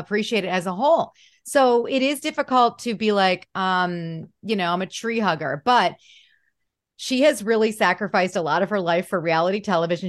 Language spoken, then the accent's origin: English; Detroit, Michigan, United States; I'm from Detroit